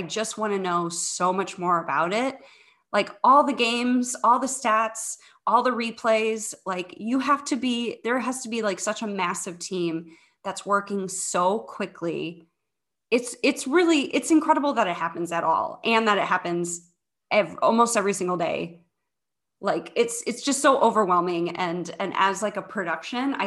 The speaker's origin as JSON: {"language": "English", "town": "St. Louis", "region": "Missouri", "country": "United States", "tie": "born or raised there", "moved": "yes", "lives_now": "Chicago, United States", "said": "I grew up in the St. Louis area"}